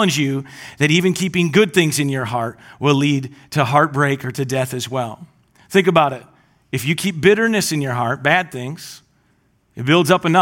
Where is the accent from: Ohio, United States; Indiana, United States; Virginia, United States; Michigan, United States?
Michigan, United States; Gaylord; I grew up in Gaylord, and my parents still live on this lake up north